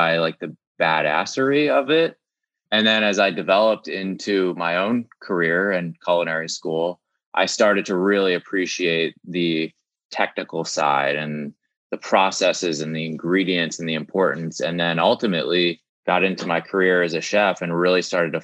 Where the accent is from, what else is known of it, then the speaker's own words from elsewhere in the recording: Maryland, United States; I'm from Maryland. So there are some like food rituals there, like blue crabs